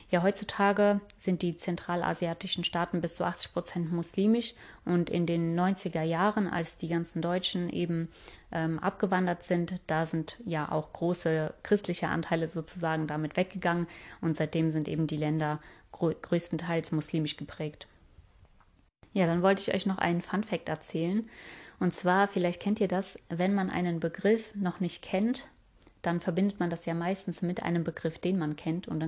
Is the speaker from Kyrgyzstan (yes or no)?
yes; Kyrgyzstan; born there; Ich bin ja in Kirgisistan geboren aber wenn man das jetzt ähm, korrekt äh, sagen würde, dann bin ich gar nicht in Kirgisistan selber geboren, weil das gibt's ja erst seit 91.